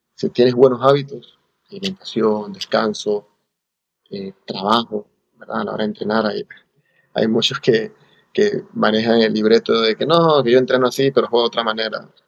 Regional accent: Panama; born or raised there; moved away as an adult; also born or lived in Cagliari, Italy / Romania / Los Angeles, United States

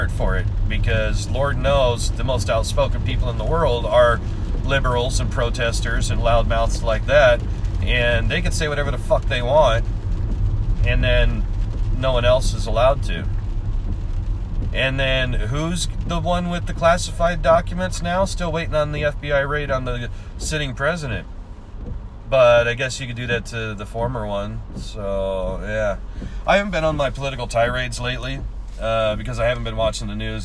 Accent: Washington, United States; moved away; I grew up in Washington. I learned to drive in Washington

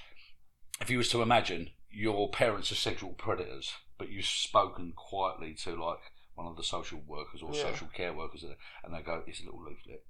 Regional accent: England, United Kingdom; I'm from England

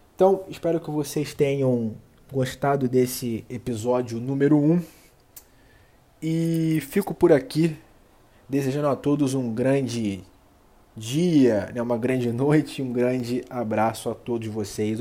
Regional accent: Rio de Janeiro, Brazil; eu sou nascido e criado aqui no Rio de Janeiro

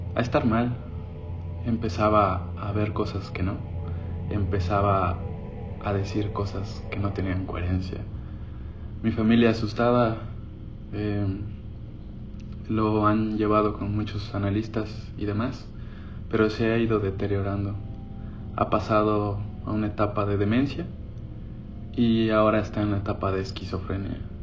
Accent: Oaxaca, Mexico; Me crié con mi abuelo en Oaxaca

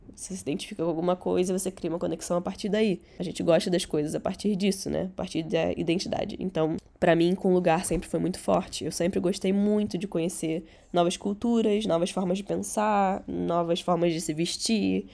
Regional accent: Rio de Janeiro, Brazil; first language Catalan; Portuguese is a second language; also born or lived in Barcelona, Spain; eu nasci em Barcelona. Só que eu vim pro Rio de Janeiro com três anos

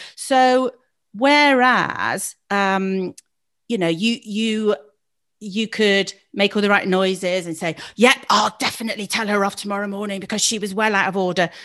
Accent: Gloucester, South West England, United Kingdom; also born or lived in Leeds; I was born in Gloucester

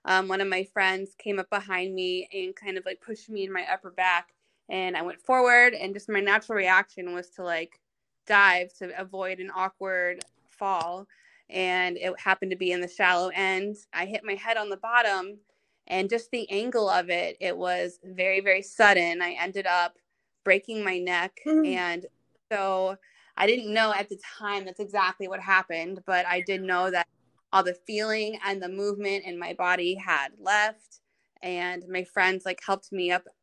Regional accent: Virginia Beach, Virginia, United States; also born or lived in North Carolina; we're both from Virginia Beach, like the same city

